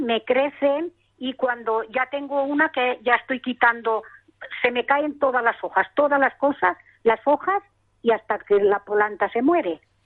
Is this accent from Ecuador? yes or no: no; village near Segorbe, Castellón, Valencian Community, Spain; yo de Alcimia, de Almonacil